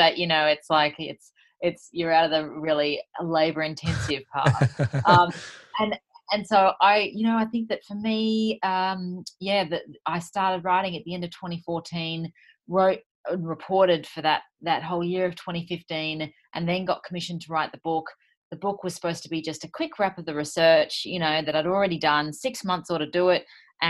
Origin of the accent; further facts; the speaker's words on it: Sydney, New South Wales, Australia; I'm from Sydney